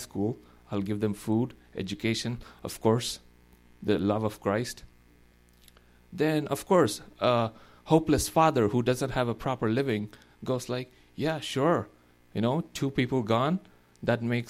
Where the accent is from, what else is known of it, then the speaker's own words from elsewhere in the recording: India; moved away; We are 1.3 billion now in our country